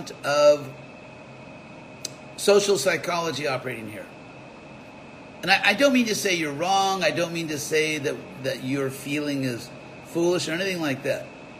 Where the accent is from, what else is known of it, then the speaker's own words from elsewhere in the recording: Berkeley, California, United States; 20-year-old from Berkeley